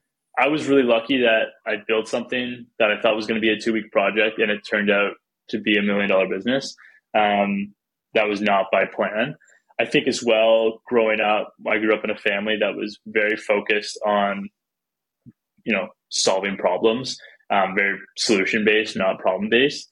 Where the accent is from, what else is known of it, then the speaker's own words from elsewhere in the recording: Canada; So I'm from Canada.